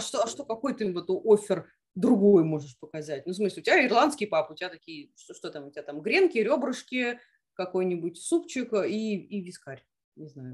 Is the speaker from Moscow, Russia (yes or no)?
yes; Moscow, Russia; мы, москвичи